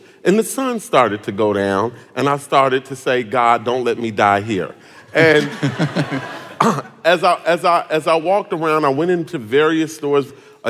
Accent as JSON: {"language": "English", "town": "Chicago", "region": "Illinois", "country": "United States"}